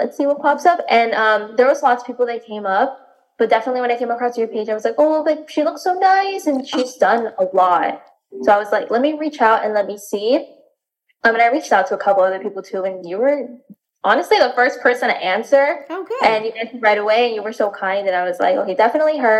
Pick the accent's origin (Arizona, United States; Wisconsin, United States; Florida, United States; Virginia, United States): Florida, United States; Miami; also born or lived in Washington, D.C.; I was born and raised in Miami, Florida as well